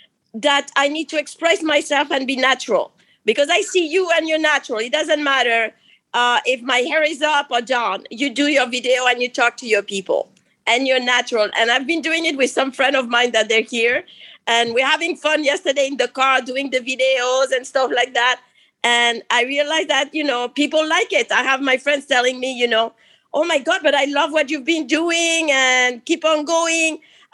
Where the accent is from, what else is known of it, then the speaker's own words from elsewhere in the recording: Miami, Florida, United States; I'm from Miami, Florida.